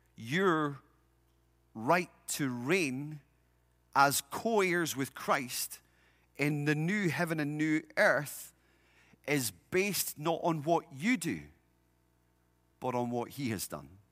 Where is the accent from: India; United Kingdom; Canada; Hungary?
United Kingdom; now in United States; In my home country, uh, we have a king